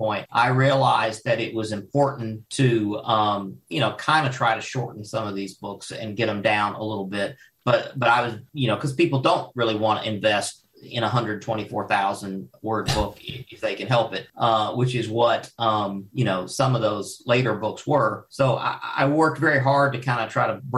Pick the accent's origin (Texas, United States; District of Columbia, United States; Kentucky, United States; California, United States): Kentucky, United States; Louisville; moved away as an adult; also born or lived in Paducah, Kentucky / western US; I grew up in, I was born in Paducah and I was raised in Louisville.